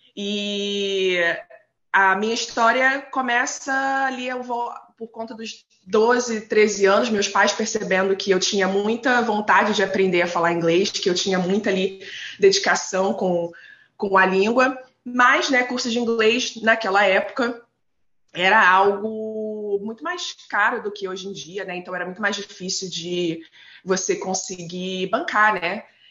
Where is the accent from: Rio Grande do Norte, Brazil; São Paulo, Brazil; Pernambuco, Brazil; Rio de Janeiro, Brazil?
Rio de Janeiro, Brazil; Nova Iguaçu; moved away as an adult; now in Vancouver, Canada; eu sou cria da Baixada Fluminense, né? Nascida e criada em Nova Iguaçu